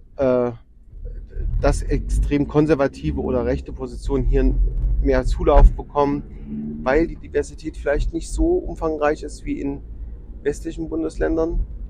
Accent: Erfurt, Thuringia, Germany; als Erfurter

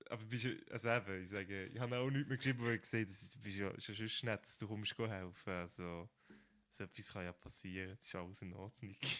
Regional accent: Fribourg, Switzerland; moved away as an adult; now in Bern, Switzerland; Ich bin ja eigentlich Freiburger, ich komme aus Freiburg

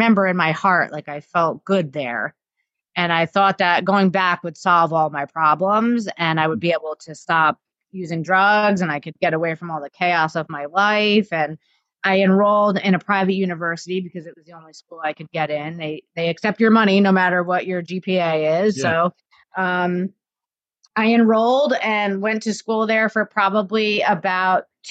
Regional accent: New Jersey, United States; born or raised there; also born or lived in Florida

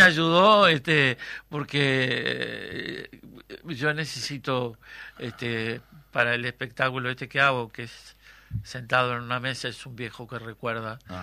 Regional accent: Treinta y Tres, Uruguay; la cuadra donde yo nací

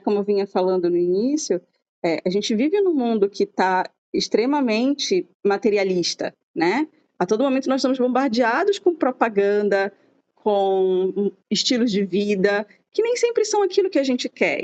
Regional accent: Brazil; sou brasileira

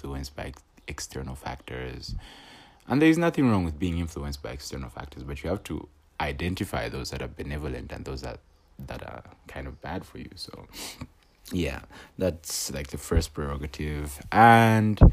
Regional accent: Copperbelt Province, Zambia; I am from the Copper Belt, born and raised on the Copper Belt

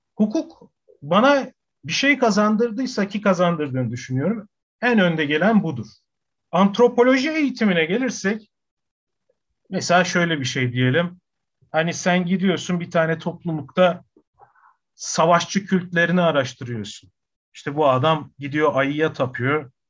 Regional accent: Adana, Turkey; also born or lived in Ankara; Adana'da doğdum, büyüdüm.

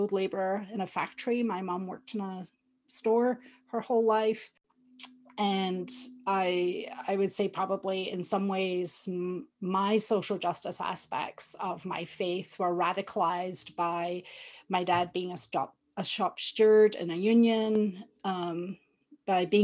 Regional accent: Johnstone, Scotland, United Kingdom; now in Canada; So I was born and raised just outside Glasgow in a small town called Johnston.

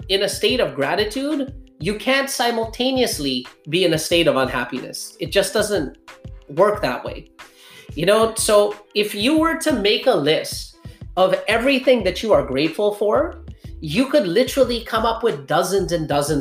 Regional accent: Pakistan; I was born in Pakistan

